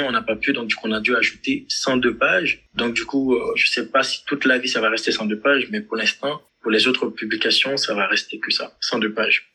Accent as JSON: {"language": "French", "country": "Haiti", "said": "je suis haïtien."}